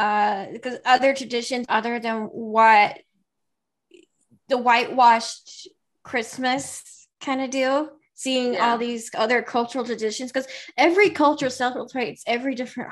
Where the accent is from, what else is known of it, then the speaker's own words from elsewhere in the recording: South Carolina, United States; accent: Southern; I grew up, I'm Southern, as you can probably tell just hearing my voice, you can probably tell I'm from the South. I grew up in the deep heart of South Carolina, in the South, in a Southern Baptist church.